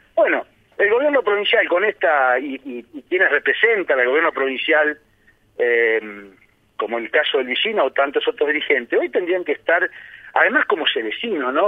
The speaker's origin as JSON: {"language": "Spanish", "country": "Argentina", "also_born_or_lived": "Ambrosetti, Santa Fe", "said": "como buenos argentinos"}